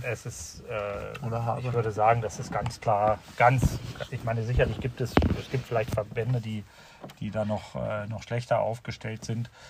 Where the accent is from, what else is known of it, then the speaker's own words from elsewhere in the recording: Seesen, Lower Saxony, Germany; hier bei uns in Seesen